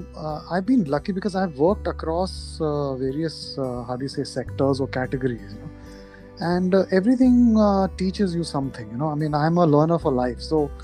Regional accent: Kuwait; born there; So as a kid, I was born in Kuwait, and my father, I probably inherited his genes for music.

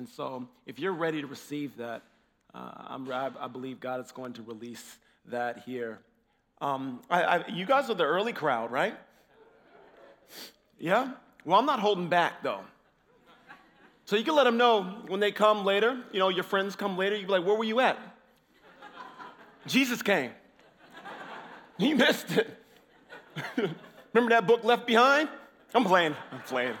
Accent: Illinois, United States; I'm from Illinois. I'm from the States.

